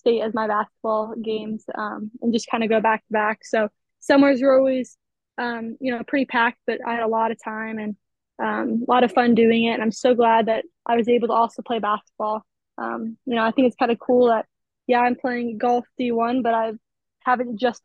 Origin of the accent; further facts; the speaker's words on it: Omaha, Nebraska, United States; I'm from Omaha, Nebraska. I just kind of grew up playing golf here.